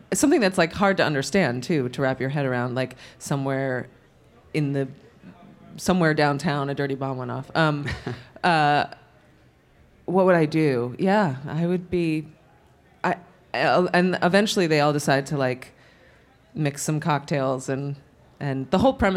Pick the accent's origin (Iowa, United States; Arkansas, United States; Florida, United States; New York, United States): New York, United States; New York City; I grew up in New York City and I was exposed to theater